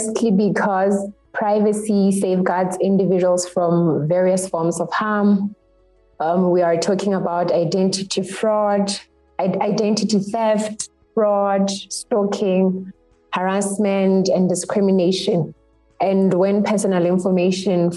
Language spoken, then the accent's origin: English; Lesotho; I come from Lesotho